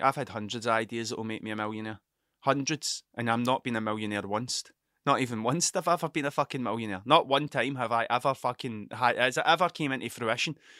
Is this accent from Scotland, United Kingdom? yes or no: yes; Scotland, United Kingdom; I'm Scottish